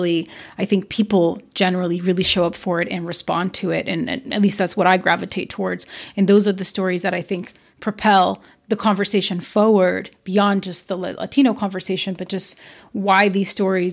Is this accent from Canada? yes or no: no; Brazil; now in United States; as an immigrant, I'm from Brazil